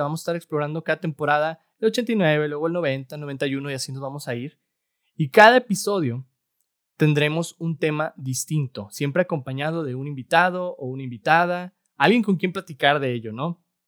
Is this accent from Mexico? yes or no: yes; Mexico; Como mexicano